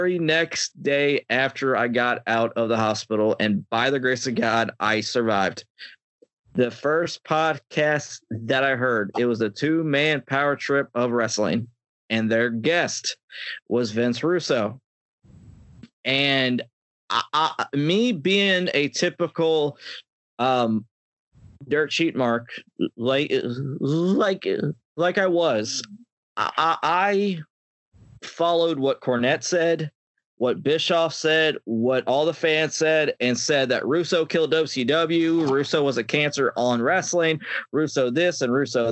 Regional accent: Pittsburgh, Pennsylvania, United States; now in Myrtle Beach, United States; I currently live in Myrtle Beach, South Carolina right now, but I'm originally from Pittsburgh, Pennsylvania

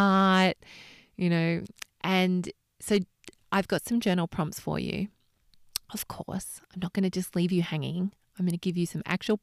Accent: Australia; moved away as an adult; now in London, United Kingdom; it was far easier to work out how to get a visa as an Australian to London

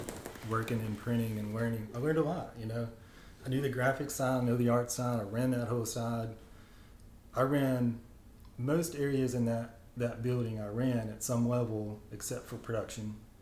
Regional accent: rural Kentucky, United States; this kid that grew up in rural Kentucky

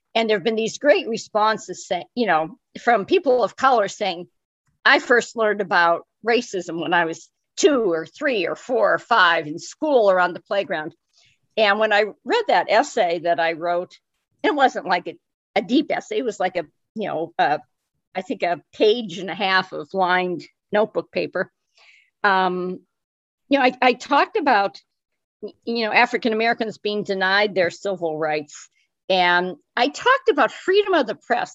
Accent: Erie, Pennsylvania, United States; also born or lived in Glens Falls, New York / Milwaukee / Battle Creek, Michigan / Fort Wayne, Indiana; I was uh, lived my most of my young life in Erie, even though I was born in Glens Falls, New York. My parents moved back to Erie when I was six months old

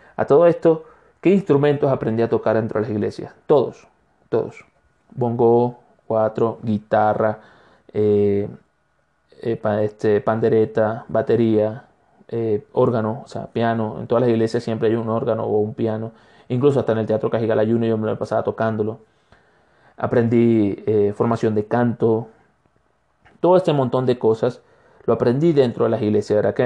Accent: Barcelona, Anzoátegui, Venezuela; now in Ecuador; Barcelona, estado Anzuategui, que es donde, de donde yo soy, con mucho orgullo.

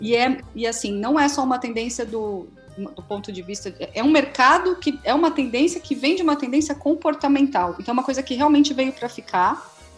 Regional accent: Santo André, São Paulo, Brazil; also born or lived in São Bernardo do Campo; now in São Caetano do Sul, Brazil; Eu sou de Santo André. Sou de ah, Santo André, claro. atualmente moro em São Caetano

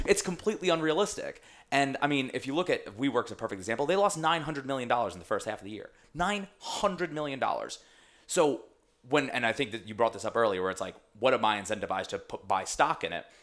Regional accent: Long Island, New York, United States; where I grew up on Long Island

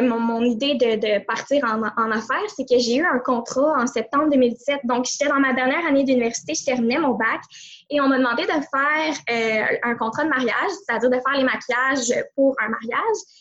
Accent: Montreal, Quebec, Canada; je viens de la grande région de Montréal

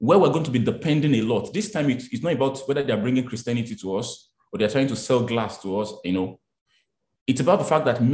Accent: Abeokuta, Ogun State, Nigeria; I grew up in Abeokuta, in Kuto. So I was grew up in the market

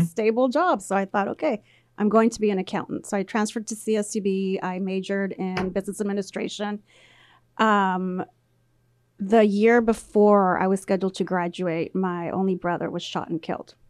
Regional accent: labor camp near Poplar/Woodville, Central Valley, California, United States; first language Spanish; English is a second language; I was there my entire childhood at the labor camp

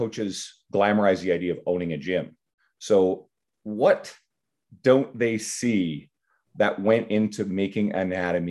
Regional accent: Canada; I'm Canadian

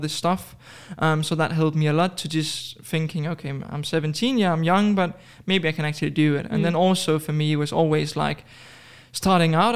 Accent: Denmark; moved away as an adult; now in Dubai, United Arab Emirates; originally from Denmark, but I moved to Dubai approximately a year ago

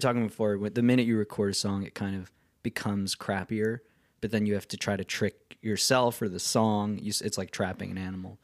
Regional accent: the Catskills, New York, United States; I grew up in the Catskills

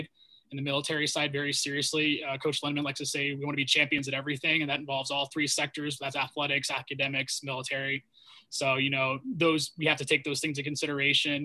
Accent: Bay Area, California, United States; moved away; I'm actually from the Bay Area in California originally.

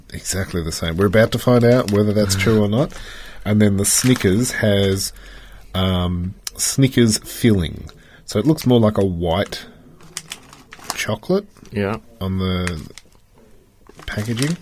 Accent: Australia; One tick to being an Australian

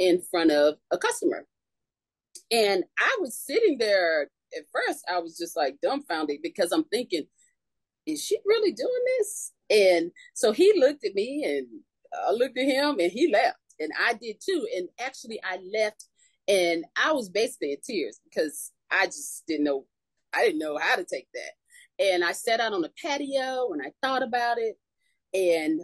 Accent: North Carolina, United States; moved away as an adult; now in Florida, United States; I'm originally from North Carolina, so I had an offer to come to Florida and work.

